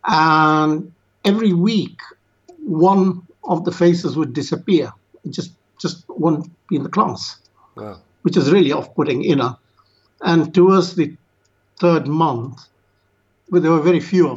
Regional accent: Yemen; moved away; also born or lived in India; My family comes from India, and I was born in Yemen.

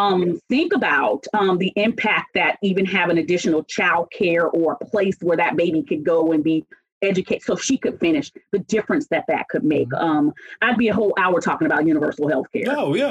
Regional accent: Lakenheath, East of England, United Kingdom; born there; I was born in Lakenheath, England, and then went back and went 7th, 8th, 9th, and 10th grade to Alconbury House School in England

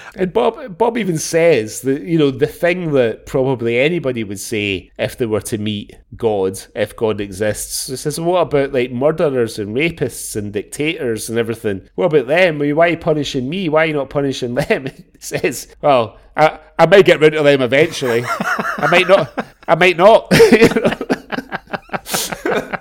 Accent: Glasgow, Scotland, United Kingdom; growing up in Glasgow

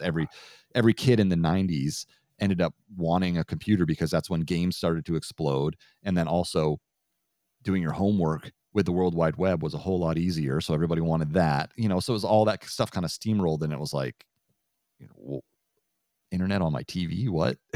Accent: Vermont, United States; growing up in Vermont

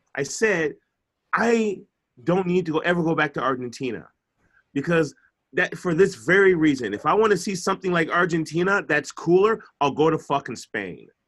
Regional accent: Chicago, Illinois, United States; I'm from Chicago.

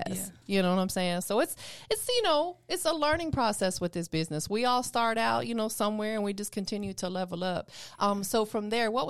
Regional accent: Tampa, Florida, United States; now in Atlanta, United States; Where you from? I'm from Tampa.

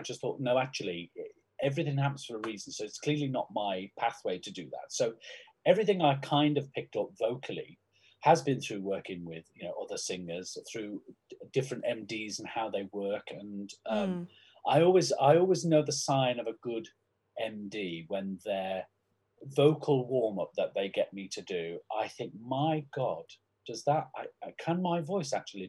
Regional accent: Crosby, North West England, United Kingdom; because I'm from Crosby in Liverpool, which is the borough of Sefton Council

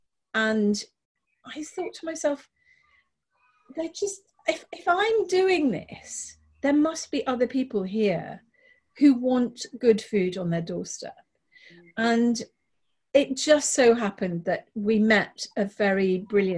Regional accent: London, United Kingdom; moved away as an adult; now in Hastings, United Kingdom; I grew up in South London

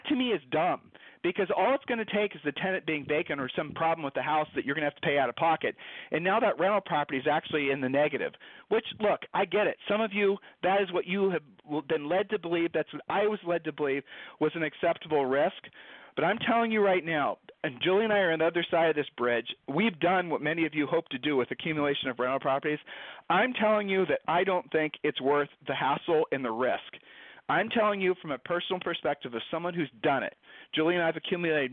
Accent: Ohio, United States; we met in high school. All right, so we're from Ohio.

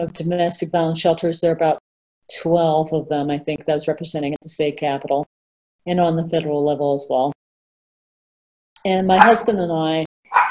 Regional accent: England, United Kingdom; now in United States; I was born in England

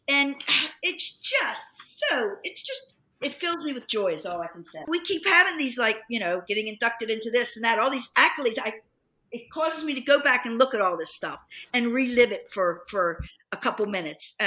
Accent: Dundalk, Maryland, United States; moved away; I'm just from Dundalk

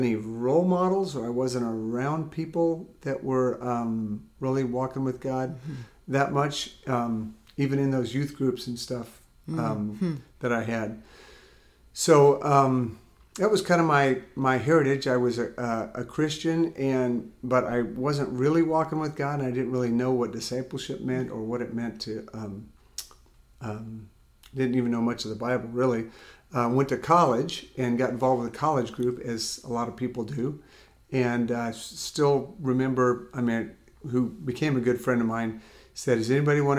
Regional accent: California, United States; also born or lived in Amarillo, Texas; I grew up in California mostly, but before that I was born in Amarillo

